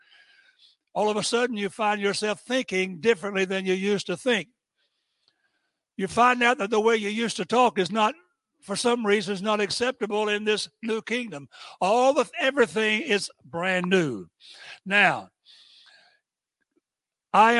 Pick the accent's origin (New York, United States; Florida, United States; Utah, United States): Florida, United States; Tampa; moved away as an adult; also born or lived in Allentown, Pennsylvania; But I was born and raised in the South. I was born in Tampa. And you can't be more Southern than I'm Southern